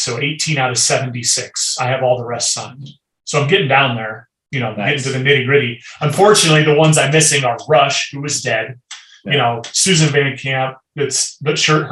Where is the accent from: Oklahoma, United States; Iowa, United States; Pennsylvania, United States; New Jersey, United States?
Iowa, United States; Cedar Rapids; I grew up in Cedar Rapids, Iowa